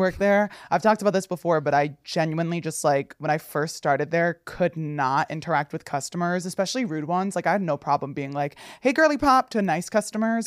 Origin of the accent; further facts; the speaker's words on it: Passaic County, New Jersey, United States; I'm from Passaic County